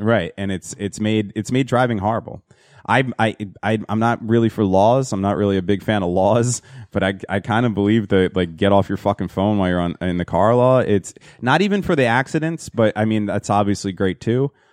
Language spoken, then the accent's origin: English; Hazlet, New Jersey, United States; it was a place in Hazlet, New Jersey where we grew up